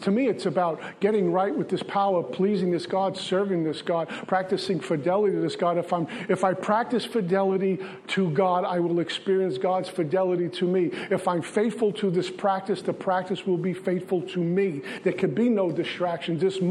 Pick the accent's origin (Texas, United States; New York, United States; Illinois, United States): New York, United States; New York City; growing up in Brooklyn